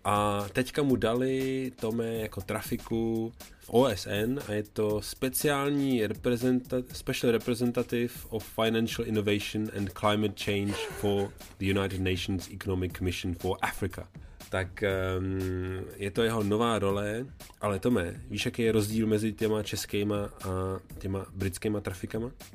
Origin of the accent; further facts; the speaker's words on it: Czechia; jsem z Česka